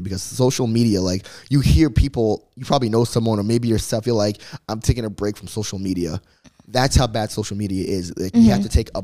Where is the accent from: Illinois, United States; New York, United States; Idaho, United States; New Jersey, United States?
New Jersey, United States; moved away as an adult; now in Los Angeles, United States; I came from New Jersey. Cross the country.